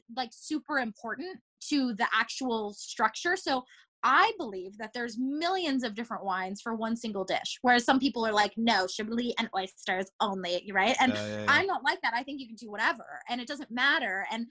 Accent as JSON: {"language": "English", "country": "Japan", "tie": "born or raised there", "moved": "yes", "lives_now": "Los Angeles, United States", "said": "I was born in Japan. And so I would always go back home to Japan to visit my family"}